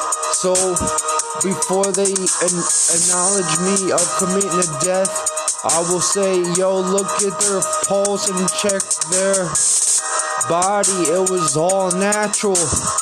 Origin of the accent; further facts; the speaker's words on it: Bethesda, Maryland, United States; born there; also born or lived in Florida; Nobody knows that when I lived in Florida, I was born in Bethesda. I used to live in Lake Worth